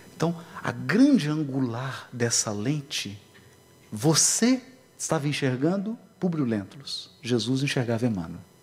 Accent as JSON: {"language": "Portuguese", "region": "Minas Gerais", "country": "Brazil", "said": "Lá em Minas a gente diz assim"}